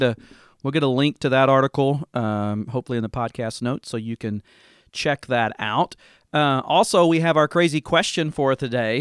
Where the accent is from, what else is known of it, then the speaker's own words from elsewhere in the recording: Dover, Tennessee, United States; kind of a rural church in my hometown, Dover, Tennessee